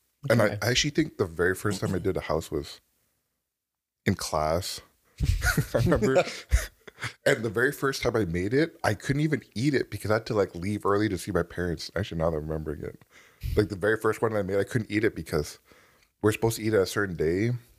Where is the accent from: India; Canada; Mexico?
Canada; So that was what it was like growing up in Canada.